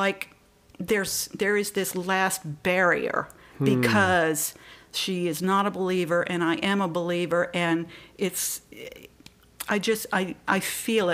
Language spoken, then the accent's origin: English; the Bible Belt, the South, United States; moved away as an adult; also born or lived in Maryland; I grew up in the Bible Belt back in the 70s, 60s, 70s, 80s